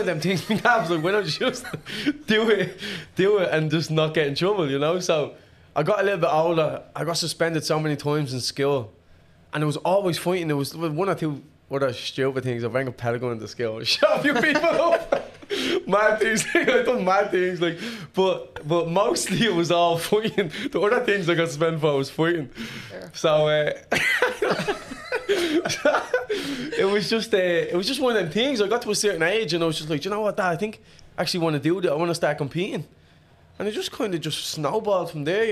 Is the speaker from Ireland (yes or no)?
yes; Dublin, Leinster, Ireland; I grew up in a place called Finglas